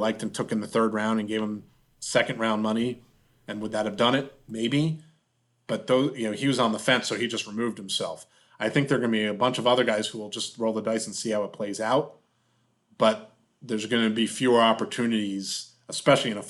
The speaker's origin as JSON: {"language": "English", "town": "Pittsburgh", "region": "Pennsylvania", "country": "United States", "tie": "born or raised there", "said": "my hometown here in Pittsburgh"}